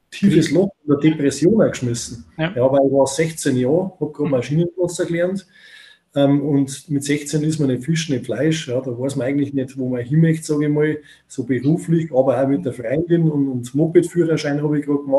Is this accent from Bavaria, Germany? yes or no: yes; Bavaria, Germany; Bei uns in Bayern sagt man der Pfundskerl, gell?